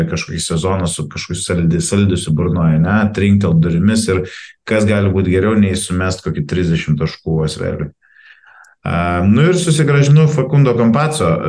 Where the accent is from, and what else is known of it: Lithuania